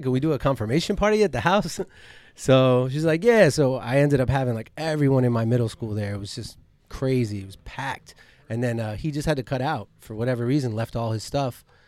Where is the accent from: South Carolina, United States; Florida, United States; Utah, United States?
Florida, United States; Coral Springs; also born or lived in Miami; I only really came to Miami 'cause I grew up in Coral Springs.